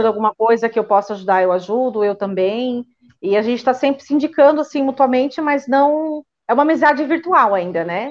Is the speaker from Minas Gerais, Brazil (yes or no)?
no; Joinville, Santa Catarina, Brazil; moved away as an adult; also born or lived in Lisbon, Portugal; now in Portugal; eu sou natural de Joinville, Santa Catarina, e estou aqui em Portugal há 14 anos.